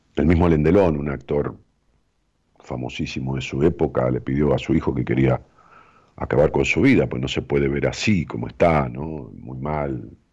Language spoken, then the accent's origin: Spanish; Ramos Mejía, Buenos Aires Province, Argentina; allá en mi pueblo, en Ramos Mejía